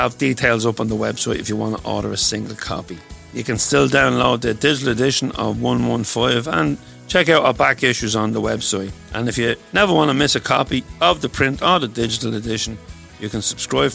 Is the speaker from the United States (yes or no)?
no; Drogheda, Leinster, Ireland; my hometown, Drogheda